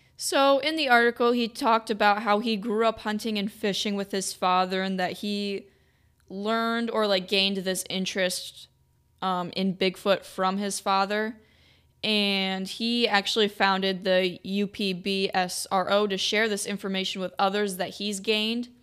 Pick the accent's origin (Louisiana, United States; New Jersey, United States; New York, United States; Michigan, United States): Michigan, United States; Battle Creek; I am from Battle Creek, Michigan